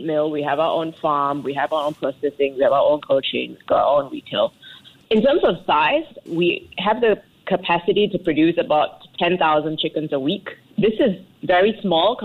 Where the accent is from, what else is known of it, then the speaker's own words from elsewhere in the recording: Singapore; moved away as an adult; now in Rwanda; being Singaporean